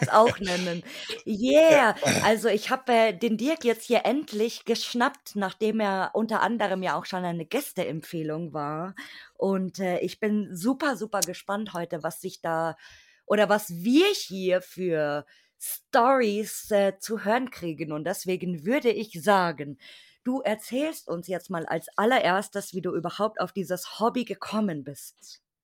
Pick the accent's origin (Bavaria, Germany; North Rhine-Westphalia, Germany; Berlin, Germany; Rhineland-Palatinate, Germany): Bavaria, Germany; in der Ecke Bayern